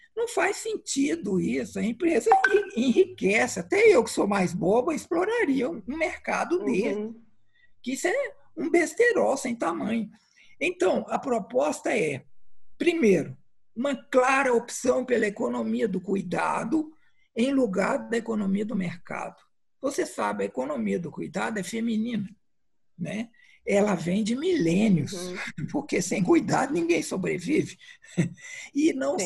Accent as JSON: {"language": "Portuguese", "region": "Minas Gerais", "country": "Brazil", "moved": "yes", "said": "lá em Minas, de onde eu venho"}